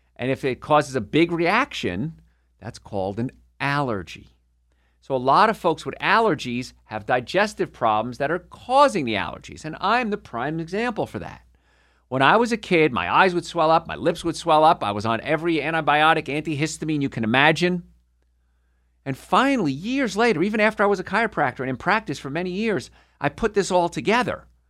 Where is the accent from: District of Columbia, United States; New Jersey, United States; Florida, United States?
New Jersey, United States; Carlstadt; moved away; also born or lived in Hoboken, New Jersey; I'm from Hoboken, New Jersey originally, and grew up in a place called Karlstad